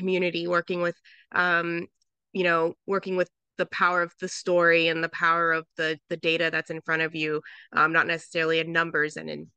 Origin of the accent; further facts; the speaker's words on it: Southern California, United States; moved away as an adult; also born or lived in Philadelphia; I grew up in Southern California in a very like white and conservative area